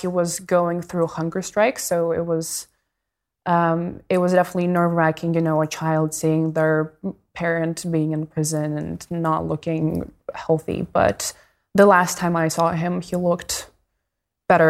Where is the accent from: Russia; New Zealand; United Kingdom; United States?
Russia; Moscow; moved away; I grew up in Moscow